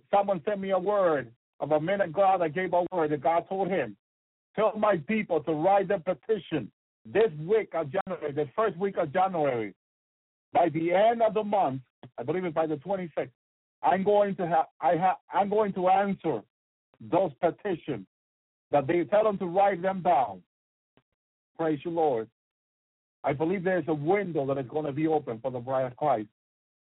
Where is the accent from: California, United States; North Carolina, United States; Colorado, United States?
North Carolina, United States; I'm from North Carolina. I need to get back to North Carolina